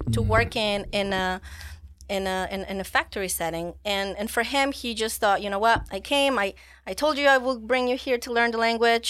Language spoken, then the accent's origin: English; United States; moved away; but many think that I don't have as thick of an accent as I guess people might expect of me since I came from the United States.